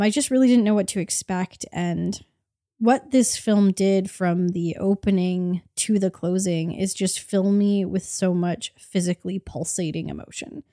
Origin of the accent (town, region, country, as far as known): Canada